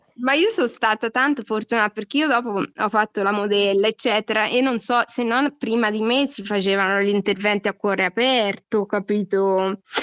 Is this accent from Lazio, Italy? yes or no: no; Marche, Italy; now in Milan, Italy; vengo, abito a Milano, vengo dalle Marche